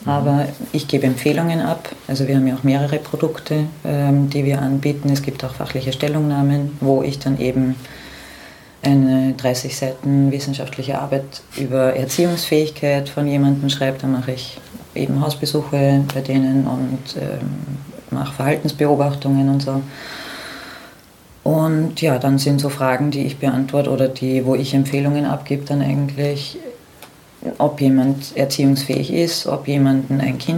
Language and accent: German; Austria; Ja, ich bin die …, ich komme aus Österreich.